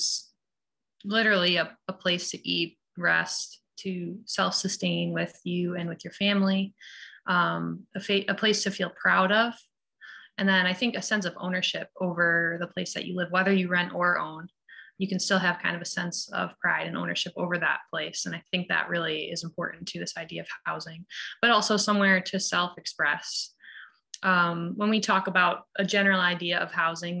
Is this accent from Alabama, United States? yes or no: no; Syracuse, New York, United States; I grew up here in Syracuse on the north side